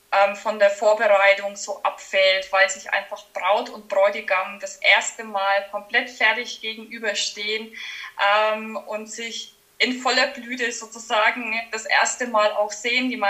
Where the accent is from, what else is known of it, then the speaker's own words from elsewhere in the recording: Schlüsselfeld, Bavaria, Germany; accent: Franconian; Ich, man hört es wahrscheinlich an meinem Dialekt. Ich komme aus dem schönen Franken, äh, genauer gesagt aus Schlüsselfeld.